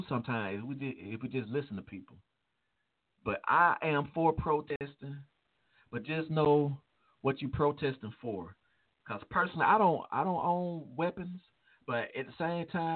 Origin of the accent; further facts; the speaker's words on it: Chicago, Illinois, United States; my hometown, Chicago